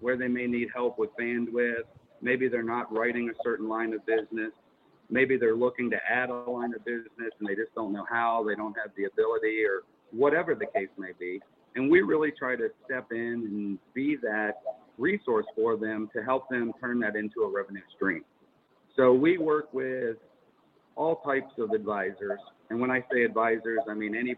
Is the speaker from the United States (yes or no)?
yes; Pittsburgh, Pennsylvania, United States; moved away; also born or lived in California; I'm originally from Pittsburgh